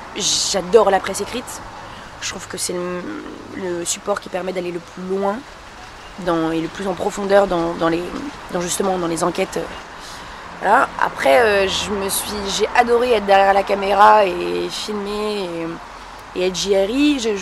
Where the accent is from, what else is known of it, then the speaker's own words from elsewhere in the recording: France; je suis d'origine marocaine et je suis née en France